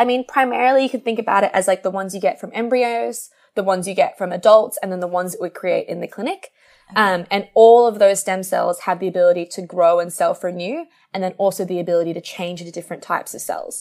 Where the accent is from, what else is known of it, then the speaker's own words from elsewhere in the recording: Australia; I'm Australian